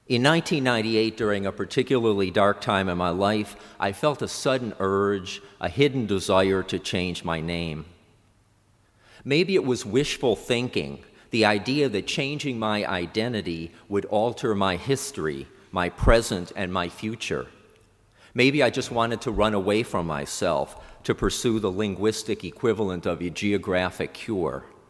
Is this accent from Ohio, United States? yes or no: yes; Cleveland, Ohio, United States; moved away; I returned to Cleveland, my hometown